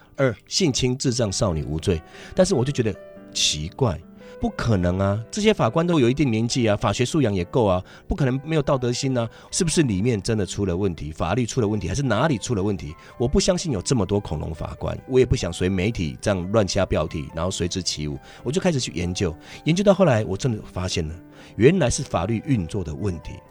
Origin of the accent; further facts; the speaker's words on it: Shalu, Taichung, Taiwan; 我小时候在外婆家长大，我是出生在台中县沙鹿镇